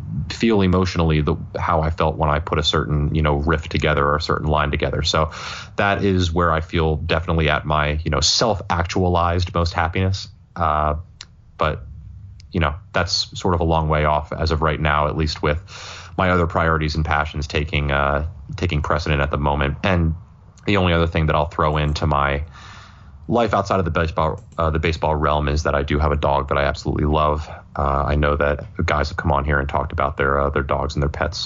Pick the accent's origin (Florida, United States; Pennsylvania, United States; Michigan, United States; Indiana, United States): Pennsylvania, United States; Philadelphia; as a Philadelphian